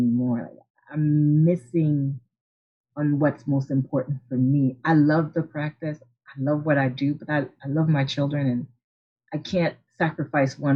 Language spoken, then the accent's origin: English; Haiti; moved away; I'm originally from Haiti and my parents didn't really have any type of entrepreneurial experiences